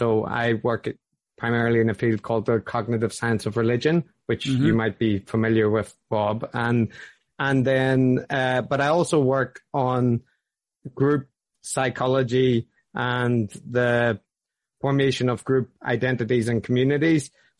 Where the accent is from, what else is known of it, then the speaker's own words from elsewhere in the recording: Belfast, Northern Ireland, United Kingdom; accent: Belfast; Many things, but probably the most notable is it's Northern Irish. Like I grew up in Belfast, so primarily it's a Belfast accent.